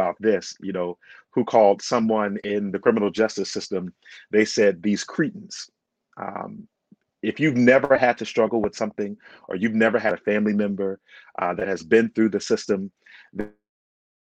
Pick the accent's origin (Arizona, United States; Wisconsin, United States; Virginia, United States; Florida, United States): Virginia, United States; Stafford County; I grew up in Stafford County Public Schools